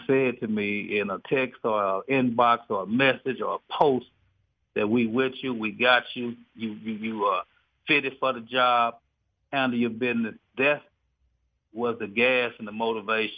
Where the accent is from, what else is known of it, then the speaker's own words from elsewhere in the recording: Dallas, Texas, United States; I'm from East Dallas, Southeast Dallas